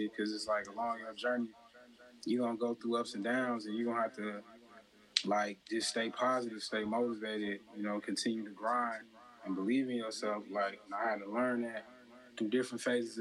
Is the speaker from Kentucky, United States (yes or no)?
no; Chicago, Illinois, United States; moved away as an adult; also born or lived in the South (US); I'm really from like the suburbs of Chicago